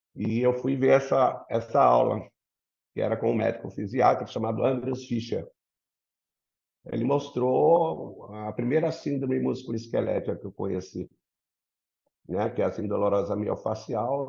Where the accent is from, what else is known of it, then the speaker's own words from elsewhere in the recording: São Paulo, Brazil; moved away as an adult; now in Rio de Janeiro, Brazil; Eu sou paulista, né? Nasci aí na Rua Frei Caneca, sou um paulistinha da Gema. E há 22 anos vim aqui para o Rio. Então, eu, eu sou um paulioca, porque é o maior tempo de vida minha ainda foi em São Paulo.